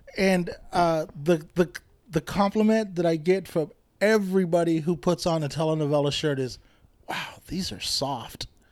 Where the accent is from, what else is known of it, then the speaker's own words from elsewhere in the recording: Bakersfield, California, United States; moved away as an adult; also born or lived in Lamont; now in Sacramento, United States; I grew up in Bakersfield, Lamont even